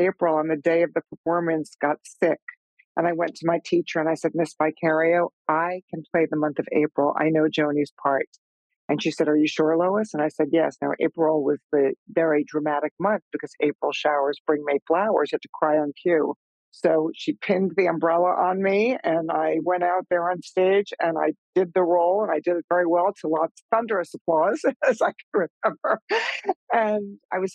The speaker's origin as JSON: {"language": "English", "area": "Long Island", "region": "New York", "country": "United States", "tie": "born or raised there", "said": "I grew up out on Long Island"}